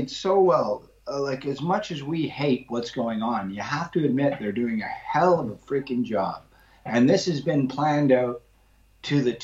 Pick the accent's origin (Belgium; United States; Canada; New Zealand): Canada; moved away as an adult; also born or lived in London, England; now in England; where I grew up in Canada